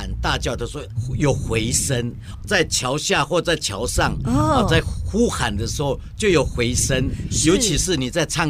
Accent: Meihua tribal village, Jianshi, Hsinchu County, Taiwan; 我的故乡梅花部落美嘎浪

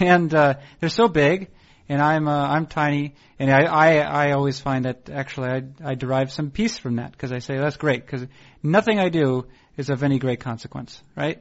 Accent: Northeast, United States; moved away as an adult; also born or lived in Portland / Seattle; I was being from the Northeast. I didn't live near any family

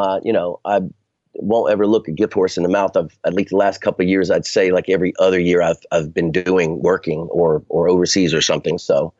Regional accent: Moncure, North Carolina, United States; moved away; also born or lived in New York / New Orleans; I grew up in the South. I grew up in North Carolina.

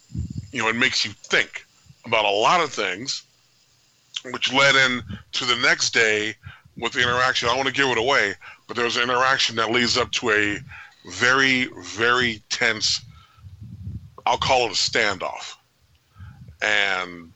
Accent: Oakland, California, United States; I grew up in North Oakland

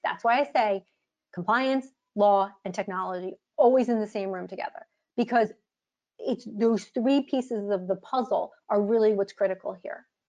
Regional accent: United States; I'm an American

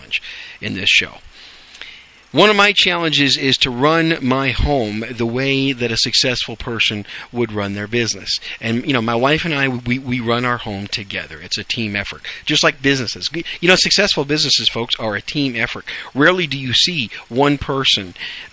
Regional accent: Wisconsin, United States; also born or lived in New York City, New York, United States; now in Dallas-Fort Worth, United States; raised in Wisconsin

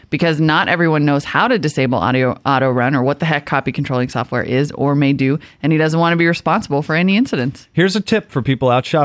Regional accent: Montana, United States; also born or lived in Bismarck, North Dakota; now in California, United States; I need to get some people from Montana on that map because that is my home state. And I I went to high school in Bismarck.

